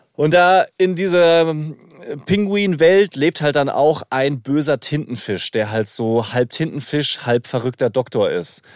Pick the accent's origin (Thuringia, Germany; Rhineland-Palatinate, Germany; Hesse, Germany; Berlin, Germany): Rhineland-Palatinate, Germany; accent: Palatine; in der Pfalz hat man immer Schwierigkeiten mit harten Konsonanten